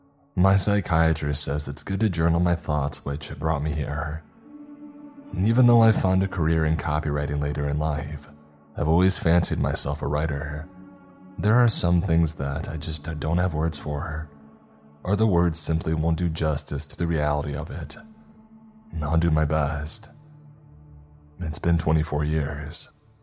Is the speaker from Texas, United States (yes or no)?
yes; Texas, United States; I grew up in East Texas. Rain country. Every bit as wet as West Texas is dry.